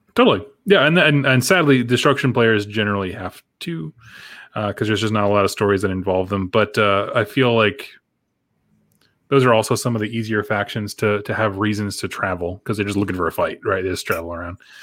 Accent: United States; I'm from America

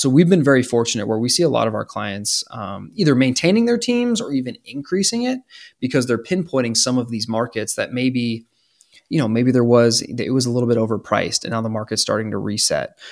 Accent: Canada; now in United States; I'm from Canada

